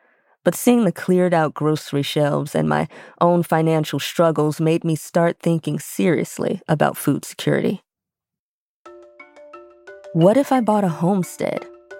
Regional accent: Chicago, Illinois, United States; moved away as an adult; now in Conway, United States; I was born and raised in Chicago, but my mother hails from Memphis, Tennessee.

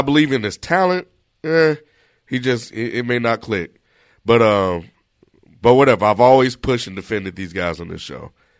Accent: Meridian, Mississippi, United States; I'm from Meridian, Mississippi.

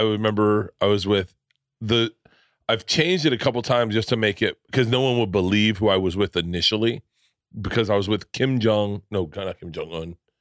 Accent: Florida, United States; I grew up in Florida

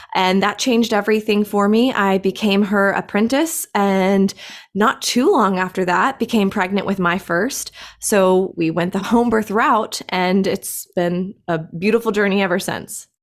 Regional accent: Greenville, South Carolina, United States; I am actually from Greenville, South Carolina. I am still here in Greenville, South Carolina. Never moved

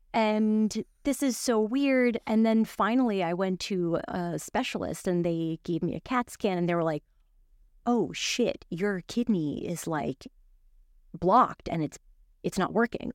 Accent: New York City, New York, United States; also born or lived in Miami; grew up in Brooklyn. I grew up in New York

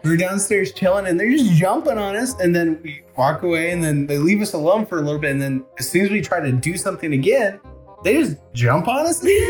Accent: the South, United States; accent: southern; My southern accent kicks

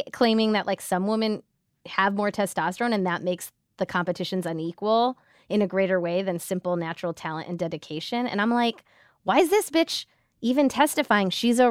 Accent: India; And also just like one of India's few Olympic athletes, period, which as an Indian

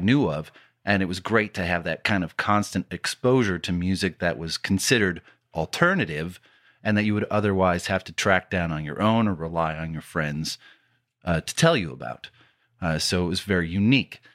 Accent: Detroit, Michigan, United States; growing up in the Metro Detroit area

